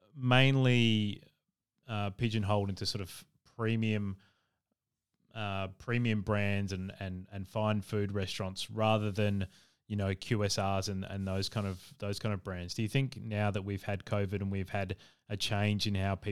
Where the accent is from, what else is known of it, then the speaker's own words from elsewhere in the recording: Adelaide, South Australia, Australia; Adelaide, which is my hometown